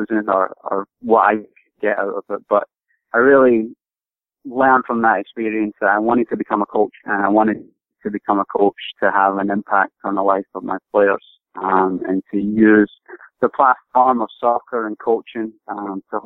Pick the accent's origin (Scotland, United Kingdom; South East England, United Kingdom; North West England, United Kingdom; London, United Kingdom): Scotland, United Kingdom; moved away as an adult; now in United States; I grew up in Scotland, originally from Scotland. All my family's from there.